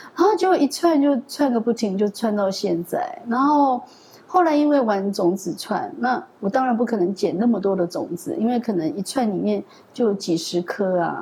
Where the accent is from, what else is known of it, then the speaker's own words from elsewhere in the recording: Pingtung County, Taiwan; moved away; 我们的故乡屏东来宜乡